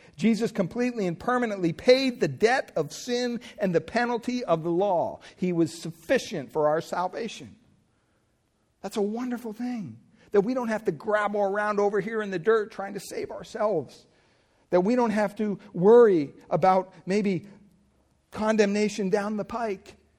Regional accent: Pennsylvania, United States; moved away; growing up in Pennsylvania, we had a gas pump on our property

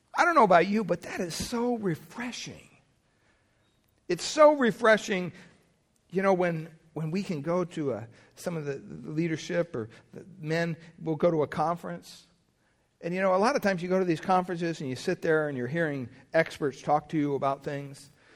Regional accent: Pennsylvania, United States; growing up in Pennsylvania

